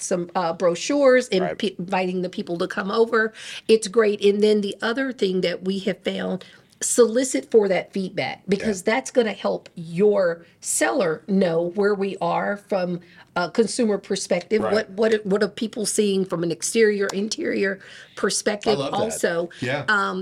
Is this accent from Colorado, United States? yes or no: yes; Denver, Colorado, United States; moved away; I actually was born in Denver, Colorado